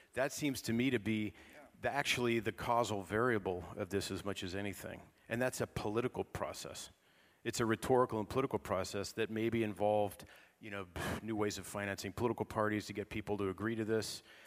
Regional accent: California, United States; I'm from California

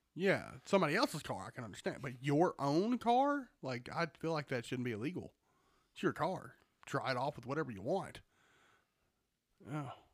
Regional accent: Georgia, United States; We're from Georgia.

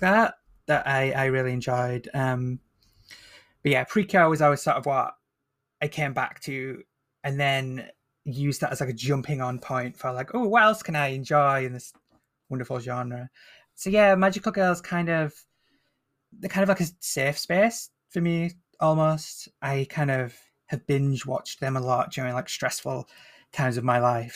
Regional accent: Northern England, United Kingdom; accent: Northern English; I'm Northern English, so I don't have the kind of posh B B C pronunciation. I have the more, uh, rough and tumble Northern accent

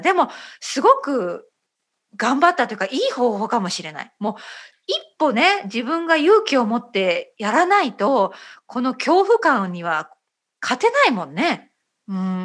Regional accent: Japan; first language Japanese

